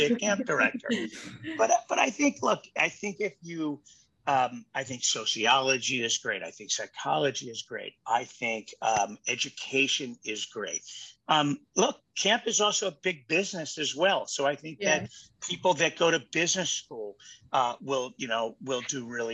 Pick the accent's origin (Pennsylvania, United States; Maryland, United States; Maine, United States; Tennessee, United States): Maryland, United States; Baltimore; I grew up in Baltimore.